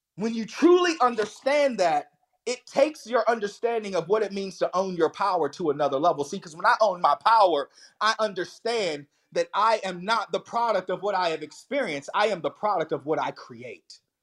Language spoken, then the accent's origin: English; the Bible Belt, Southern United States, United States; And I grew up in the Bible Belt, but it was hellfire and brimstone. I was Southern Baptist all the way